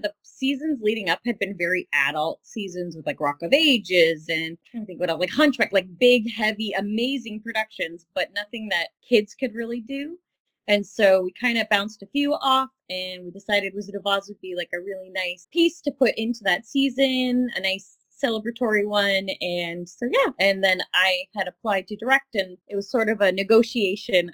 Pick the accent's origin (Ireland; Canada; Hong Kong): Canada; Windsor, Ontario; I grew up in Windsor, Ontario